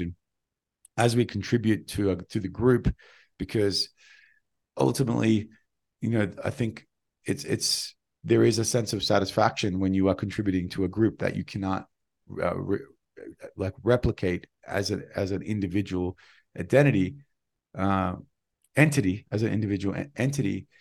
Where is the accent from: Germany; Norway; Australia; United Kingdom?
Australia; moved away; I'm an Australian